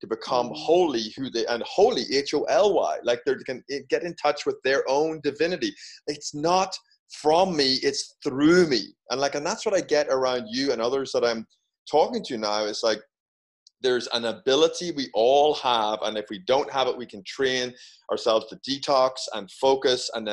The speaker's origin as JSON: {"language": "English", "country": "Ireland", "also_born_or_lived": "United Kingdom", "moved": "as an adult", "lives_now": "United States", "said": "being Irish"}